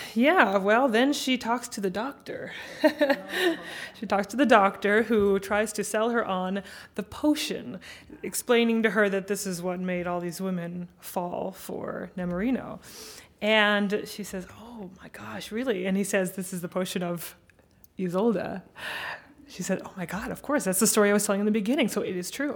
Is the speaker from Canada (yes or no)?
no; United States; as an American